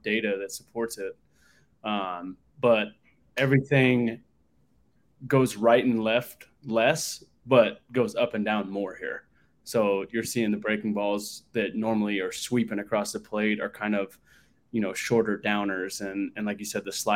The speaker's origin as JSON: {"language": "English", "town": "Long Beach", "region": "California", "country": "United States", "tie": "born or raised there", "said": "I grew up in Southern California, born and raised in Long Beach, California"}